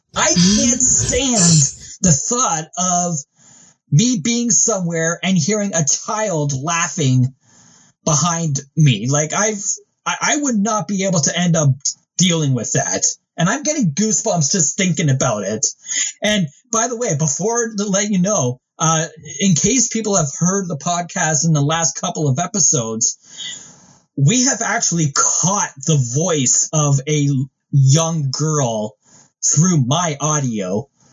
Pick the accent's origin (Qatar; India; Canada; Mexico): Canada; being Canadian